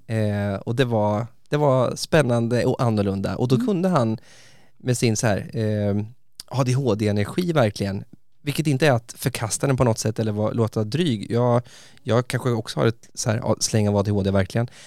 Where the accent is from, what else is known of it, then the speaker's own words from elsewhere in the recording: Västervik, Kalmar County, Sweden; Jag bodde med den här underbara snubben i Västervik där jag kommer ifrån, ju på östkusten